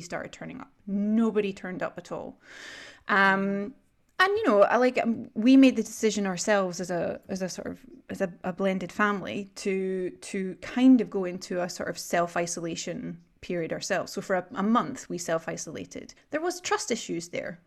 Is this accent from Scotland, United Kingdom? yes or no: yes; Scotland, United Kingdom; now in Sweden; I'm a Scot